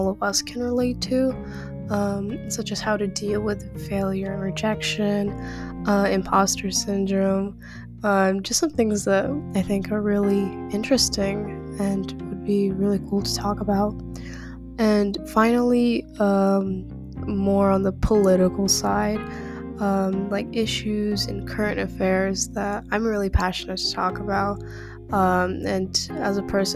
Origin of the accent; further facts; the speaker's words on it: Kazakhstan; I am from Kazakhstan